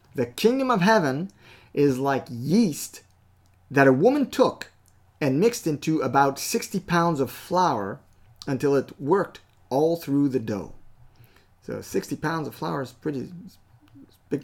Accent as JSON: {"language": "English", "country": "Canada", "tie": "born or raised there", "said": "I am a Canadian citizen, okay, by birth"}